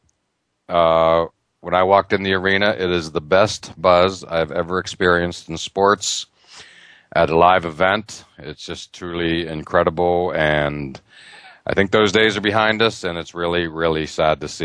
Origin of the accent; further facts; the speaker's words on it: Western Pennsylvania, United States; growing up in Western Pennsylvania, outdoors is king